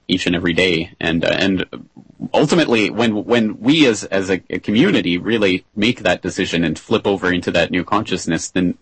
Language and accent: English; Calgary, Alberta, Canada; my hometown of Calgary